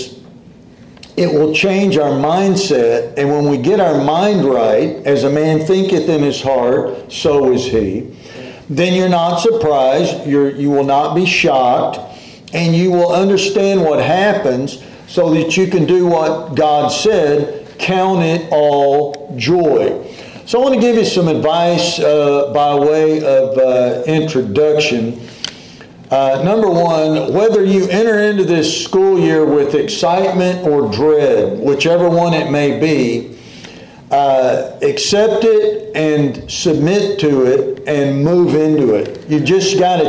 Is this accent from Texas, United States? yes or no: yes; Dallas, Texas, United States; I grew up in Dallas back then.